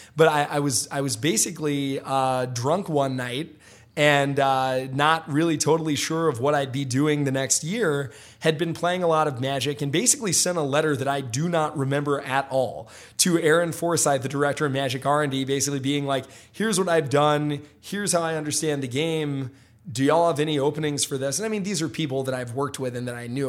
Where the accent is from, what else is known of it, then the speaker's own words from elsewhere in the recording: Memphis, Tennessee, United States; I grew up in Memphis, Tennessee. You know, my, I, I grew up in Hickory Hill, Memphis